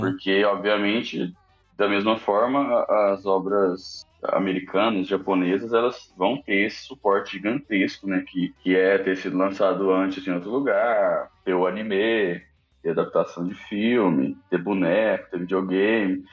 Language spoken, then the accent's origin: Portuguese; Uberlândia, Minas Gerais, Brazil; moved away; eu morava em Uberlândia, né, interior de Minas Gerais, que é de onde eu venho.